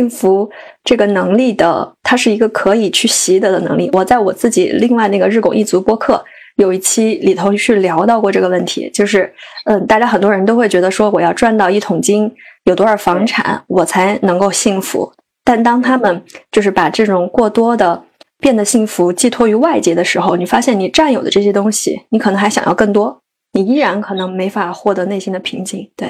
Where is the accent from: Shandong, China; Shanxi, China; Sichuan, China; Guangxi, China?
Sichuan, China; moved away as an adult; also born or lived in Beijing; now in Chengdu, China; 我来成都两年半啊，虽然我是一个四川人，但其实对成都是很不了解的。